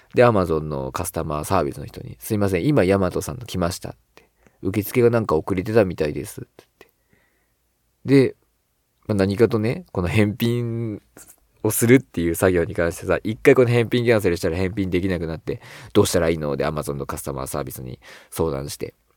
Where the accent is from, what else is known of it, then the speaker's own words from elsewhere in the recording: Shizuoka, Japan; 僕は静岡出身